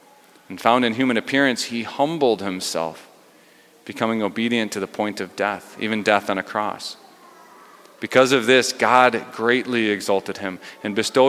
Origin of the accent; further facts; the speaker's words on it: Delano, United States; well, I grew up in Delano and they only moved here 25 years ago.